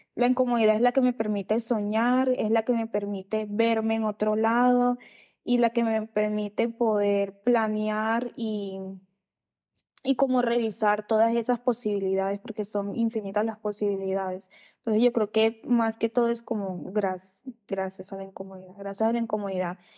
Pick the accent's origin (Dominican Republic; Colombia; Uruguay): Colombia; Riohacha, La Guajira; moved away as an adult; irme de la ciudad donde nací crecí, que es en Rihuacha, en La Guajira